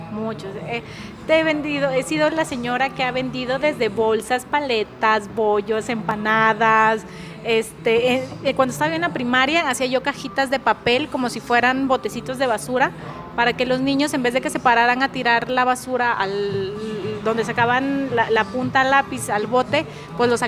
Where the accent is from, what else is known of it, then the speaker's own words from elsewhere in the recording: Tabasco, Mexico; also born or lived in Puebla / Monterrey; now in Saltillo, Mexico; Siempre digo, soy poblana de nacimiento, tabasqueña porque pues ahí crecí mi infancia y, realmente yo creo que de ahí es donde viene mucha influencia de mi cocina y saltillense por amor, adopción y convicción